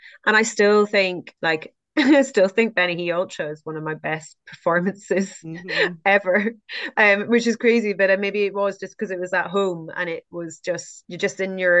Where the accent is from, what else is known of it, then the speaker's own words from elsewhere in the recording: United Kingdom; And I'd never run in the Lake District before, you know, which is crazy being a British trail runner. But I hadn't until I went down to recce the course, because I, you know, I hadn't really been in the UK as a runner.